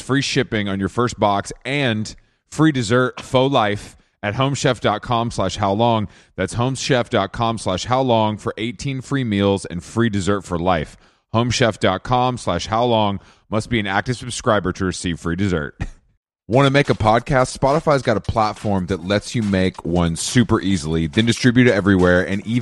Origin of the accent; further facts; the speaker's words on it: the South, United States; as a Southerner